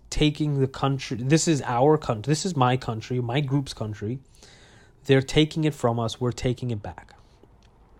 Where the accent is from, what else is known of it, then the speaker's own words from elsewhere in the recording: New York City, New York, United States; I was born and raised in Brooklyn, New York